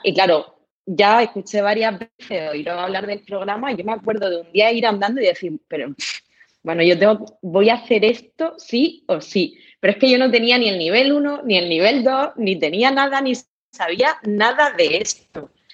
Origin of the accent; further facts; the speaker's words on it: Murcia, Region of Murcia, Spain; yo soy de Murcia, trabajo en Murcia